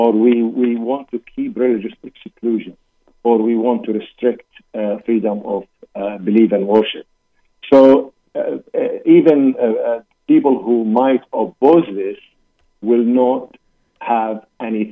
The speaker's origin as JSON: {"language": "English", "country": "Iraq", "moved": "yes", "said": "I'm originally from Iraq"}